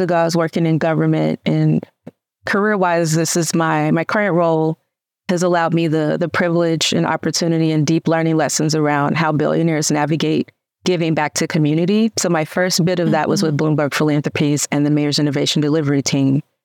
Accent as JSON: {"language": "English", "town": "Memphis", "region": "Tennessee", "country": "United States", "tie": "born or raised there", "said": "where I come from, I immediately wanted to say South Memphis, loud and proud"}